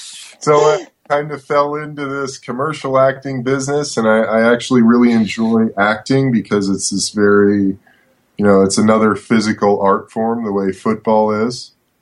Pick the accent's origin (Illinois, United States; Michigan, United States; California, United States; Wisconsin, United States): California, United States; Los Angeles; also born or lived in Brooklyn, New York City; I was born in New York City. My parents got divorced when I was a little kid. When I was 10, my mom decided to move my brother and I from Brooklyn to Los Angeles.